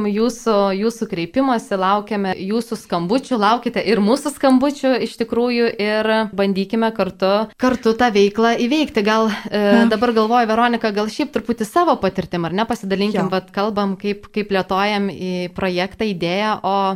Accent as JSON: {"language": "Lithuanian", "town": "Rokiškis", "region": "Panevėžys County", "country": "Lithuania", "tie": "born or raised there", "moved": "as an adult", "lives_now": "Vilnius, Lithuania", "said": "Pradėjau savanorystę gimtajame krašte Rokiškyje."}